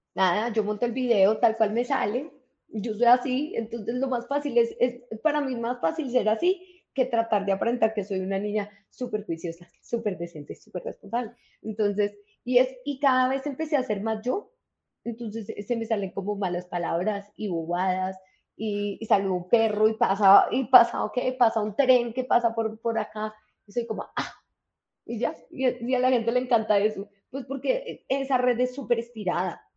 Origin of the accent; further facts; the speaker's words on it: Colombia; now in Bogotá, Colombia; lo que somos los colombianos